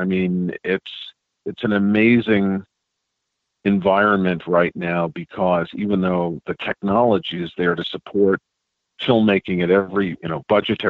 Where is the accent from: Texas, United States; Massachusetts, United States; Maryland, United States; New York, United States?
New York, United States; New York City; I grew up in New York City